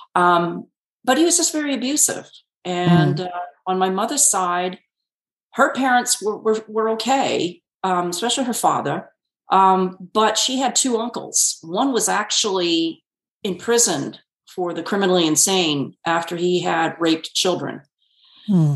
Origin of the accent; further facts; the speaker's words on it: Connecticut, United States; moved away; I grew up completely in Connecticut. My okay. I was born and raised there.